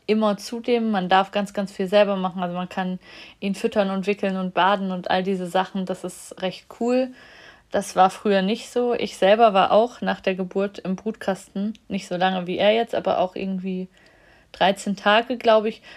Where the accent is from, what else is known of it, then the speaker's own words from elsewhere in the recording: Germany; in der DDR, wo ich geboren bin